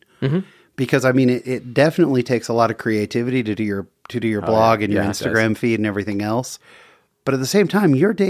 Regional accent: San Jose, California, United States; I'm from San Jose. I'm a San Jose native myself.

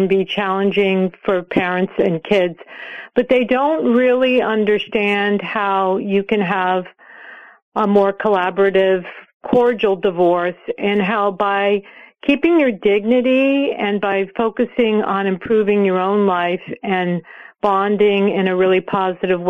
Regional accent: California, United States; I grew up in California in the 1960s

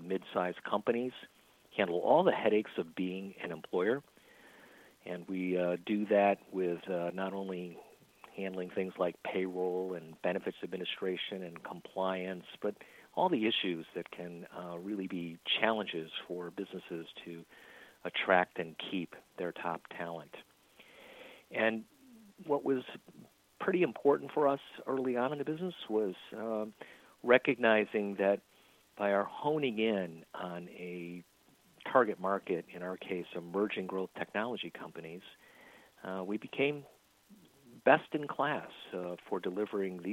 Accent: Little Falls, New York, United States; moved away as an adult; also born or lived in Silicon Valley; I'm a native here in upstate New York, growing up in a small town, my hometown of Little Falls, which is about an hour east of Syracuse

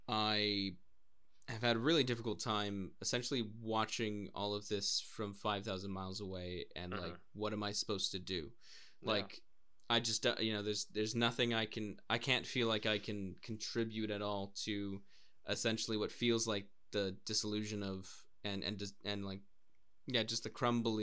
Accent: United States; born or raised there; moved away as an adult; also born or lived in Wales; now in Cardiff, United Kingdom

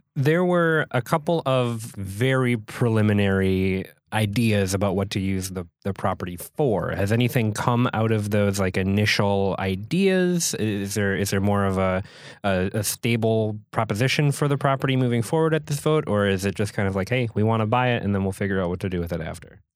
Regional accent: Minnesota, United States; moved away as an adult; now in Door County, Wisconsin, United States; As somebody from Minnesota

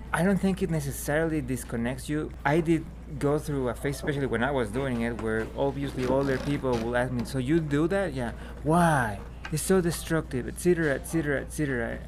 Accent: Mexico City, Mexico; I grew up in Mexico City

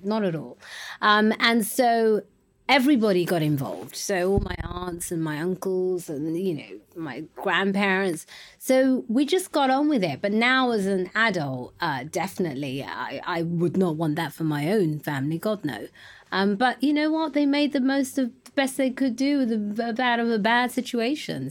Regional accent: London, United Kingdom; also born or lived in Ghana; I was born in East London, um, but my parents are from Ghana. Um, and I was, uh, raised in East London until I was About three.

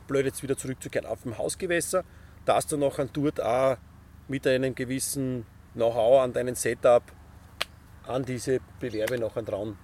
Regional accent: Styria, Austria; Ich bin Steirer

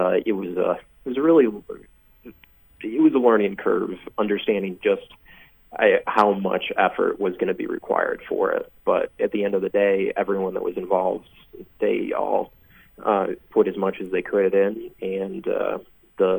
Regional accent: Panama, New York, United States; I'm from Panama, New York.

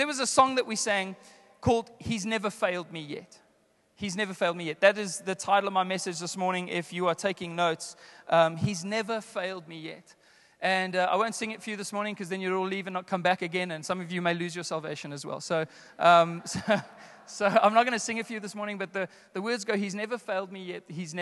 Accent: South Africa; I grew up in the Apostolic Faith Mission, the AFM church, the early Pentecostal church in our country. And my grandfather pastored a church here in Joburg

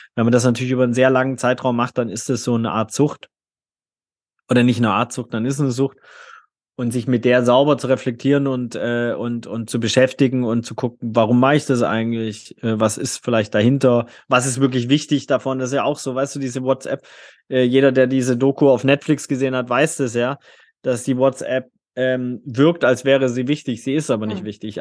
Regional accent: Swabia, Baden-Württemberg, Germany; Ich bin im schwäbischen Bildungsbürgertum in Süddeutschland ähm, aufgewachsen

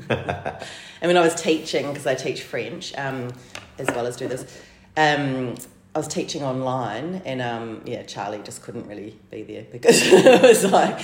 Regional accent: Christchurch, Canterbury, New Zealand; now in Melbourne, Australia; I'm from Christchurch. From Christchurch. South Island

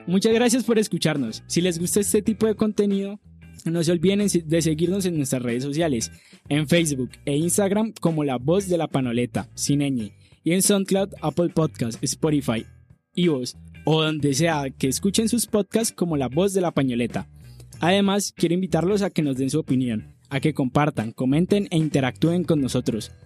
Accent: Cali, Valle del Cauca, Colombia; nuestra ciudad

